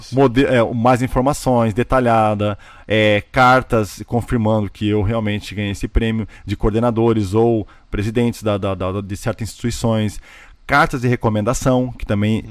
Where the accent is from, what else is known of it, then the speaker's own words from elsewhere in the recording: Joinville, Santa Catarina, Brazil; moved away as an adult; now in United States; eu sou de Joinville, Santa Catarina, né? Sul do Brasil